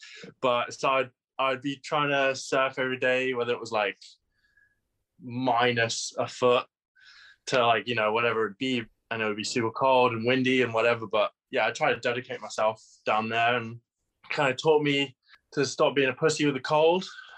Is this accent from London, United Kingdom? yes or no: no; Exeter, South West England, United Kingdom; moved away as an adult; also born or lived in Bali, Indonesia / Saudi Arabia / North Devon / Sidmouth, Devon; now in Hawaii, United States; the south coast of England, and I can't call it coast because I was born in Exeter, and then my family moved over to Bali when I was about three or four. Spent about 3 years there.